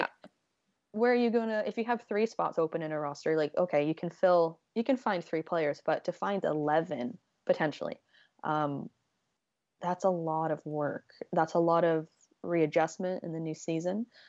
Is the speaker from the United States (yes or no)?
no; Canada; I'm Canadian.